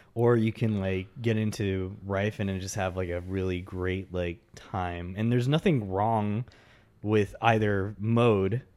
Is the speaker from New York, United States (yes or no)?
no; Texas, United States; I grew up in Texas as well. I, I've been in Texas most of my life